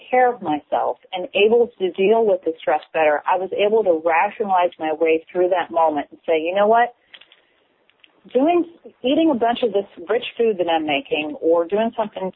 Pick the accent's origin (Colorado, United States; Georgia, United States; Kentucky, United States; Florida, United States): Kentucky, United States; I'm from Kentucky